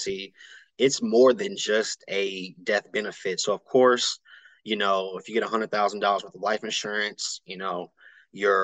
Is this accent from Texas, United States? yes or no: yes; Austin, Texas, United States; I'm here, born and raised in Austin, Texas